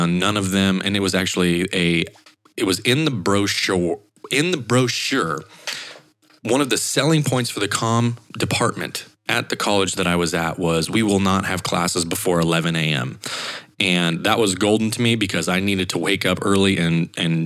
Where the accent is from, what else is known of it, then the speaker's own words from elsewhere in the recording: Idaho, United States; moved away as an adult; also born or lived in Montana; I had another ESPN affiliate internship back in Idaho in my hometown.